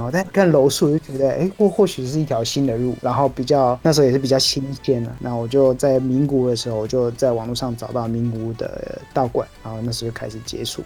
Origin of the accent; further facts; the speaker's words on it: Miaoli County, Taiwan; also born or lived in Pennsylvania, United States; 刚好我是苗栗人